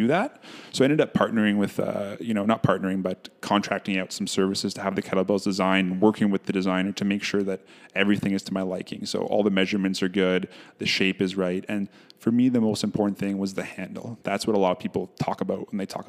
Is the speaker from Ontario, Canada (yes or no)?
yes; Ottawa, Ontario, Canada; moved away as an adult; now in Winnipeg, Canada; So I grew up in Ottawa, Ontario. I recently moved to Winnipeg about 3 years ago